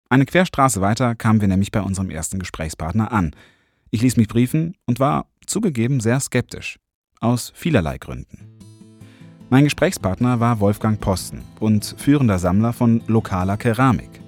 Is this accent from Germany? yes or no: yes; Cologne, North Rhine-Westphalia, Germany; ich bin Kölner, ne?